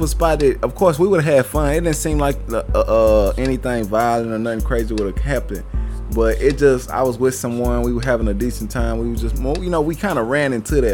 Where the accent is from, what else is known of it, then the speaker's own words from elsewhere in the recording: Houston, Texas, United States; I'm from Houston.